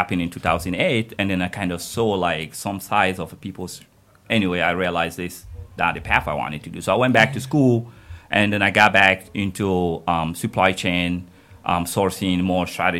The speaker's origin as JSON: {"language": "English", "country": "Guinea", "tie": "born or raised there", "also_born_or_lived": "United States", "moved": "as an adult", "lives_now": "Germany", "said": "So I was born in Guinea."}